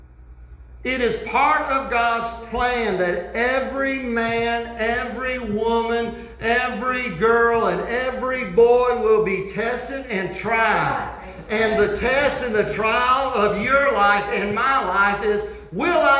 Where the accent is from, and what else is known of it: United States